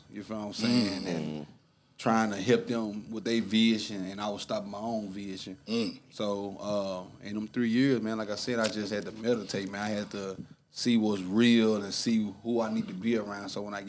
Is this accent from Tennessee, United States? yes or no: yes; Memphis, Tennessee, United States; moved away as an adult; now in Nashville, United States; I'm from Memphis, North Memphis to be exact.